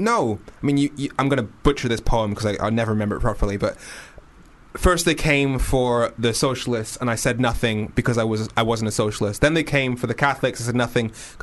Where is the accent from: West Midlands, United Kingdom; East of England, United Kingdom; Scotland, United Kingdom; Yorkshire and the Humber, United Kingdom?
West Midlands, United Kingdom; also born or lived in Darlington, North East England / Birmingham; I was born in Darlington, so I'm from the Northeast. I grew up mainly in the West Midlands. I am not a Londoner at all